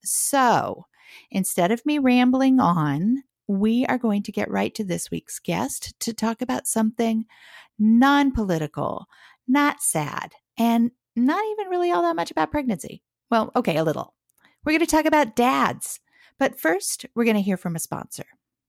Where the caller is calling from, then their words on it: Portland, Oregon, United States; So I am calling you from Portland, Oregon at 11 o'clock in the morning, and it's gray and drizzly